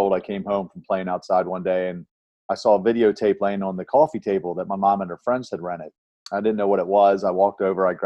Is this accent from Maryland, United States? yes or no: yes; Baltimore, Maryland, United States; I was born and raised in Baltimore, Maryland